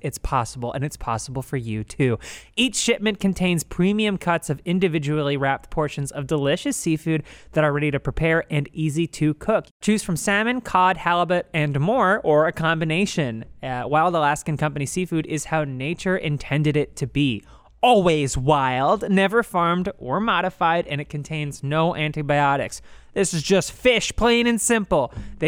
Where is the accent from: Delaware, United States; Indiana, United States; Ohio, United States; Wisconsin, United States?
Delaware, United States; Newark; I come from Newark, Delaware.